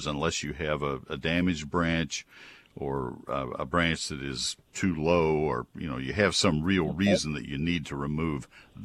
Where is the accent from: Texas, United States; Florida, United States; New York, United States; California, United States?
Texas, United States; also born or lived in Ohio; I grew up in Texas. My mom and dad were from Nebraska